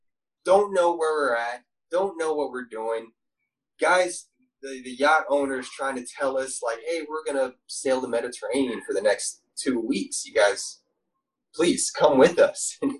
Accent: Philippines; I'm from the Philippines, man.

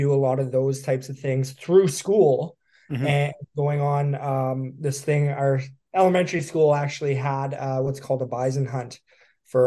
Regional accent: Yukon, Canada; moved away as an adult; I was born and raised in the Yukon. I was there until I was 18

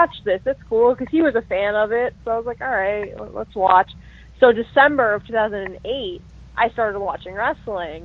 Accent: Las Vegas, Nevada, United States; I was born and raised in Las Vegas

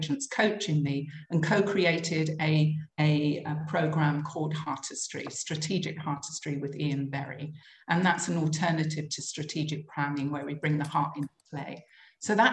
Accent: London, United Kingdom; moved away as an adult; now in United Arab Emirates; I'm originally from London

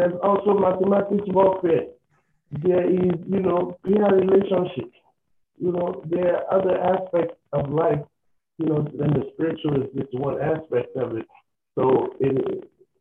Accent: Nigeria; growing up in Nigeria

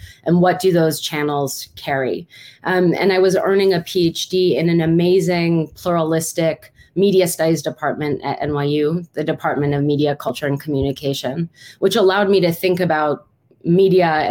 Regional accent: New York City, New York, United States; moved away as an adult; now in Berkeley, United States; I'm from New York City and did my graduate training there.

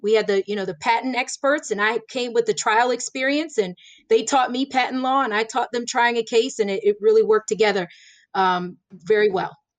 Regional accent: Florida, United States; now in Pennsylvania, United States; I grew up in Florida

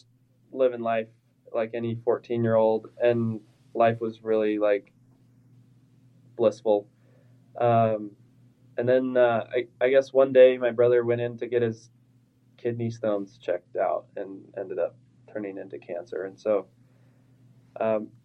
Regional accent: South Jordan, Utah, United States; also born or lived in Lehi, Utah; I grew up in South Jordan.

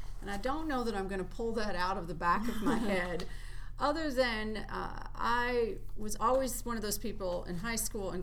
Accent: Meade County, Kentucky, United States; I grew up in Meade County, which is about an hour southwest of Louisville

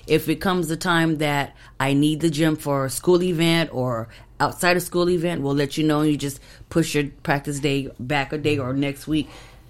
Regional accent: Phoenix, Arizona, United States; I'm from Phoenix.

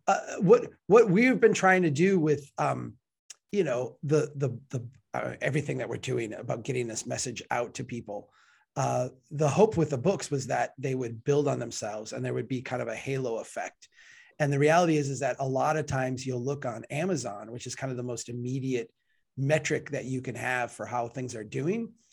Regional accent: Minnesota, United States; I'm from Minnesota

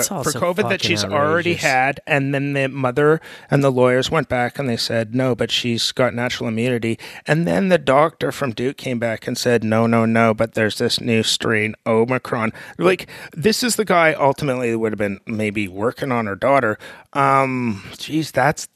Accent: Canada; born or raised there

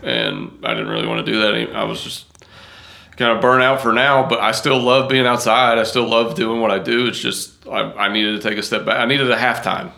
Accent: Wilmore, Kentucky, United States; now in Western New York, United States; I'm originally from Wilmore, Kentucky. And that's yeah. where we're moving back

